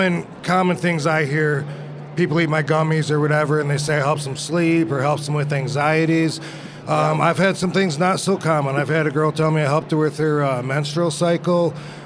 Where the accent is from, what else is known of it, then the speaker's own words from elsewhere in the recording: Michigan, United States; In Michigan.